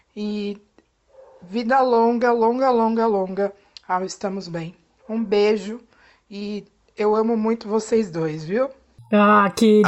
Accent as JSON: {"language": "Portuguese", "town": "Guarujá", "region": "São Paulo", "country": "Brazil", "said": "Eu sou do Guarujá, litoral de São Paulo"}